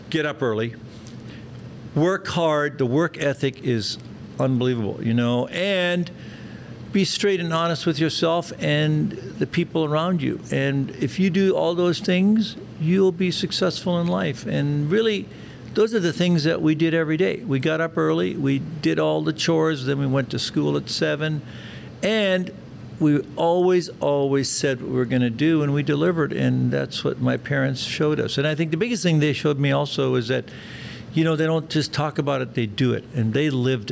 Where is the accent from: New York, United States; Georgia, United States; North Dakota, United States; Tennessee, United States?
North Dakota, United States; Zeeland; English is a second language; now in Dallas, United States; I grew up in a small little village in North Dakota called Zeeland. It's a German-Russian community. I didn't speak English till I was six